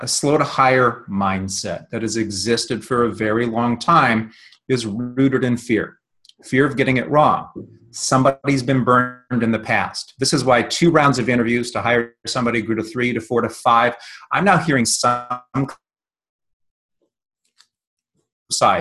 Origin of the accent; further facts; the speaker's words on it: Northeast Ohio, United States; I grew up in Northeast Ohio